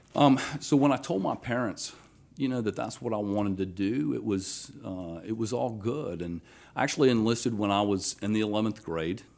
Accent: Athens, Georgia, United States; moved away as an adult; also born or lived in Alabama; now in Baton Rouge, United States; born in Alabama, raised in Athens, Georgia

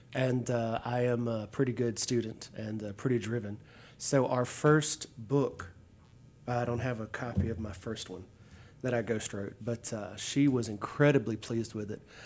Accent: Pitkin, Louisiana, United States; moved away; Central Louisiana, a little town called Pitkin.

